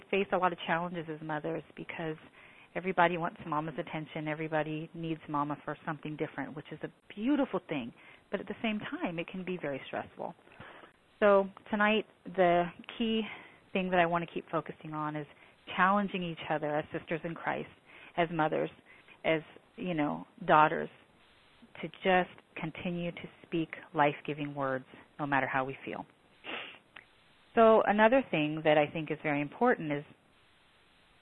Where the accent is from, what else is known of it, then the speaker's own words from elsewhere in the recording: Washington, United States; moved away as an adult; I was in Washington until I was 27